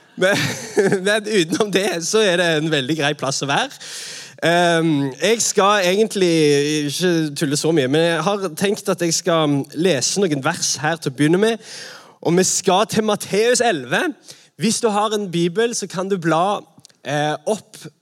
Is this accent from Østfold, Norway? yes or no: no; Sandnes, Rogaland, Norway; Jeg er fra Sandnes